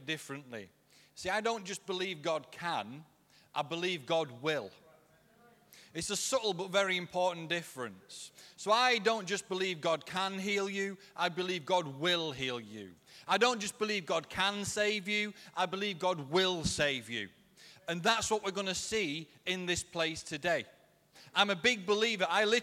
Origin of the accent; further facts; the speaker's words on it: Yorkshire and the Humber, United Kingdom; I'm a Yorkshireman